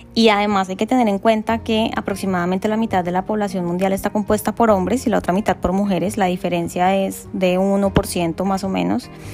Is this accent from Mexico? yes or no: no; Colombia; soy colombiana